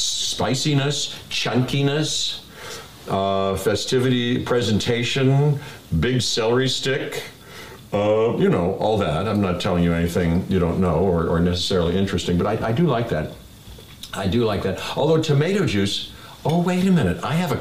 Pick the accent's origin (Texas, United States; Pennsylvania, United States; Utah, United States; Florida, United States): Pennsylvania, United States; Pittsburgh; at my house where we grew up in Pittsburgh